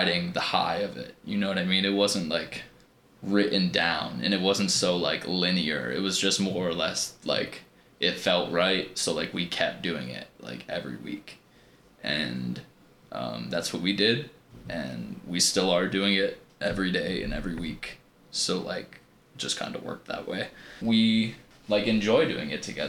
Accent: Burnt Hills, New York, United States; Originally, I'm from Burnt Hills, New York

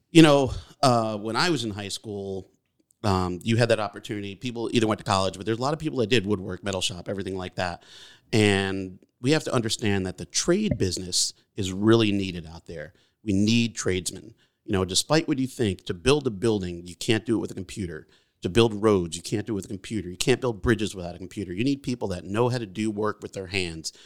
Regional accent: Beacon, New York, United States; also born or lived in Brooklyn, New York; I was born in Brooklyn, but raised here in Beacon

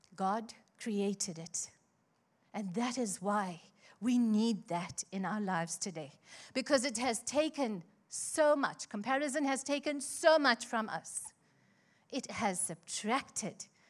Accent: Chatsworth, KwaZulu-Natal, South Africa; I grew up in Chatsworth

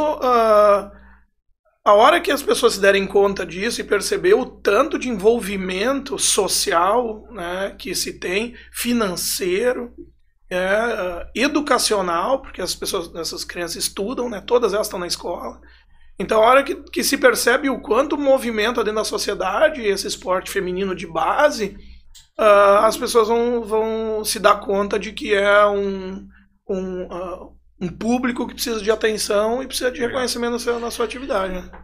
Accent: Arroio do Meio, Rio Grande do Sul, Brazil; minha infância foi toda, assim, em Arroio do Meio

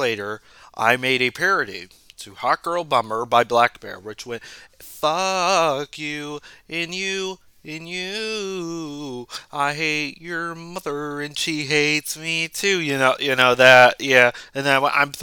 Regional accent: United States; as an American, a blue-blood American that has lived here for over 20 years

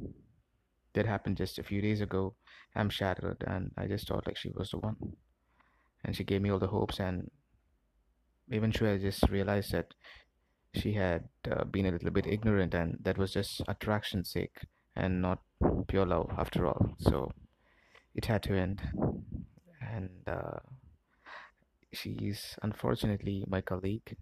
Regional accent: Chennai, Tamil Nadu, India; I'm from India. I'm from the southern part of India, from a place called Chennai.

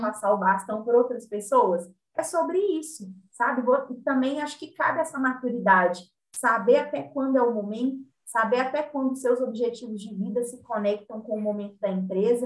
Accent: Belo Horizonte, Minas Gerais, Brazil; Eu sou de BH.

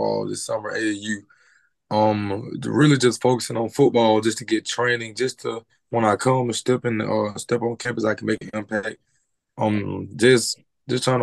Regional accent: Leeds, Alabama, United States; also born or lived in Birmingham, Alabama; Growing up in Alabama was I was it was hard, basically hard. I moved from Birmingham.

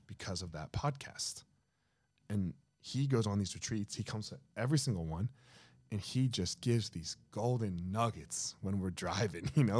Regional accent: New Jersey, United States; I grew up in Jersey.

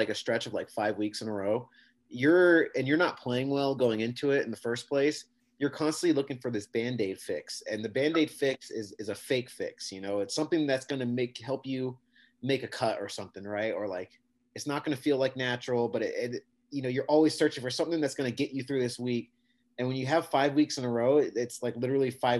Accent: San Diego, California, United States; I'm from San Diego.

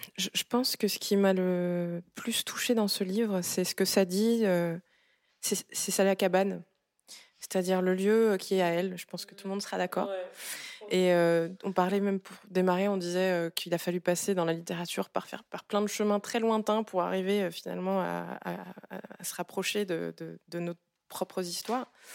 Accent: Gabon; now in France; Je viens du Gabon

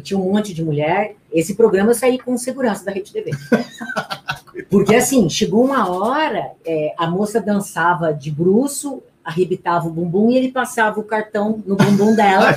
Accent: Garça, São Paulo, Brazil; accent: interior; now in São Paulo, Brazil; Eu nasci em Garça, né? É, eu, eu, saí da cidade do interior, mas o interior não saiu de dentro de mim

